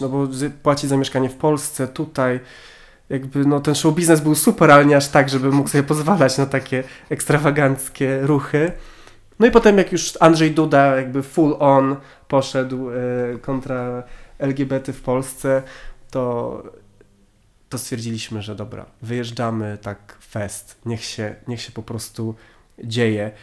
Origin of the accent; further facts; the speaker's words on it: Warmian-Masurian Voivodeship, Poland; moved away as an adult; also born or lived in Wrocław; ja jestem z Warmii i Mazur